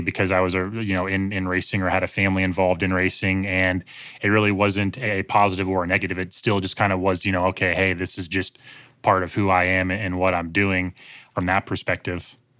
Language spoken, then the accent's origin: English; Greensboro, North Carolina, United States; Greensboro, North Carolina, which is my hometown